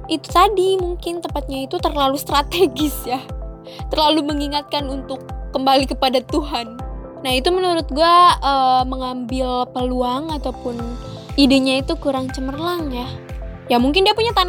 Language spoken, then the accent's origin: Indonesian; Indonesia; Gue orang Indo aja susah woi, lu udah dapetin orang India.